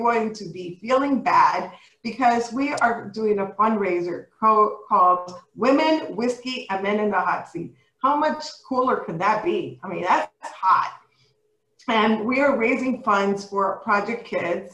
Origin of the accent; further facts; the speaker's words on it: New York City, New York, United States; I was not born, but raised in the Bronx